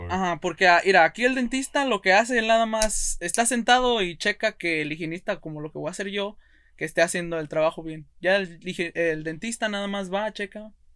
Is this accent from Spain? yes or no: no; Monroe, Oregon, United States; Yo soy de Monroe, Oregon